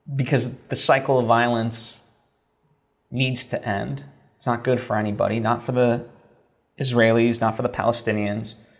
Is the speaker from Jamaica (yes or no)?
no; Slovakia; moved away; I grew up in Slovakia